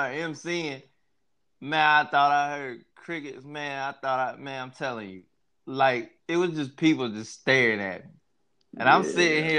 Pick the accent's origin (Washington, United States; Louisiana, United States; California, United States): Louisiana, United States; New Orleans; I was watching my NOLA niggas